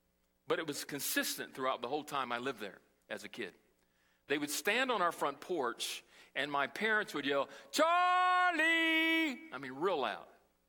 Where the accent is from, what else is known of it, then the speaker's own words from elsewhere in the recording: Brazil; And I learned as a small child, as I was growing up in Brazil, how to survive in the streets.